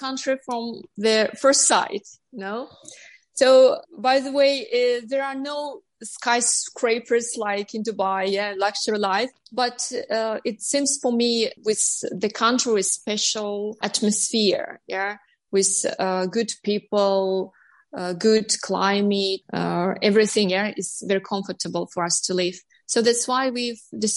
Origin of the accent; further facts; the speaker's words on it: Almaty, Kazakhstan; English is a second language; moved away as an adult; also born or lived in Astana; now in Northern Cyprus; I was born in Almaty and I lived in Astana.